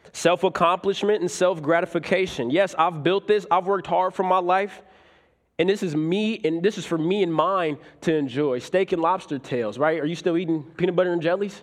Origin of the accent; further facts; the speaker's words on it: Omaha, Nebraska, United States; I was raised in Omaha, Nebraska.